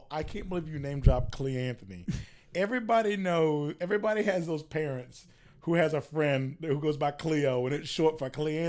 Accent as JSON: {"language": "English", "region": "the South", "country": "United States", "said": "And we are from the South, so let's go ahead and get a few things straight. It comes to us last."}